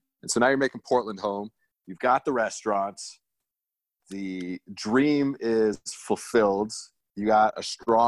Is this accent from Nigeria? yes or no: no; Germany; And I grew up in Germany. And then I got to go back and cook there a little bit.